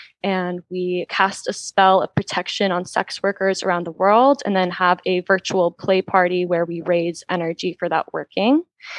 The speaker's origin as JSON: {"language": "English", "region": "the Bible Belt", "country": "United States", "tie": "born or raised there", "lives_now": "Los Angeles, United States", "said": "I am an author, a fashion alchemist, and a witch living in Los Angeles. I grew up in the Bible Belt and moved back to LA about 5 years ago and love it here."}